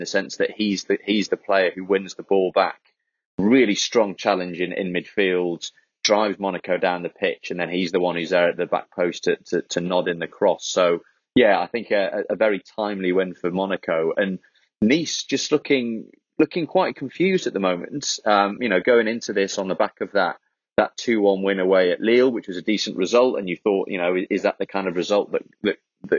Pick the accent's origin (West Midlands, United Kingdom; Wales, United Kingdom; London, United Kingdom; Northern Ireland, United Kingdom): Wales, United Kingdom; as a Welshman, as a Wales fan